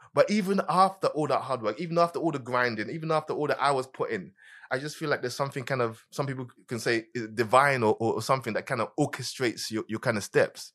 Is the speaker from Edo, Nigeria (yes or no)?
no; Lagos, Nigeria; also born or lived in London, United Kingdom; now in United States; I was born in London, but my first musical memories were in Nigeria